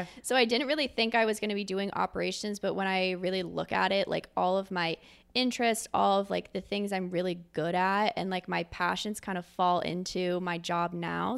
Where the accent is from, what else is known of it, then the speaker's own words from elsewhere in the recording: Philadelphia, Pennsylvania, United States; moved away as an adult; also born or lived in New York City; now in Columbus, United States; I'm originally from Philadelphia, Pennsylvania, grew up there my entire life